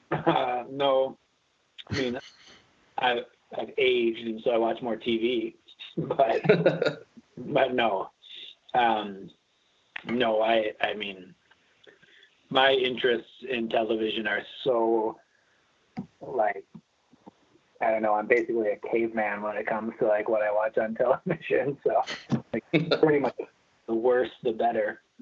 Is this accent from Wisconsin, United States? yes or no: yes; Milwaukee, Wisconsin, United States; I grew up like in the suburbs outside, but yeah, I've been here.